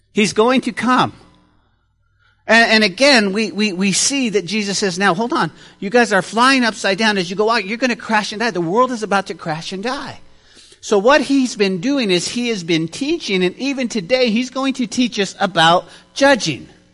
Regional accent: Santa Fe, New Mexico, United States; growing up in Santa Fe, New Mexico, we lived in a, uh, in a rougher part of the town

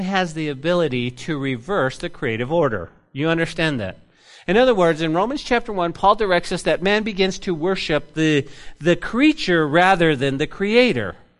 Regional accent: New Mexico, United States; moved away; my home state

